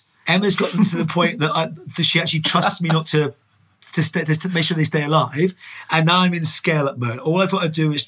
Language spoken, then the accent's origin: English; Dublin, Leinster, Ireland; I was born in Dublin, lived in Ireland. My parents, as a kid, used to run pubs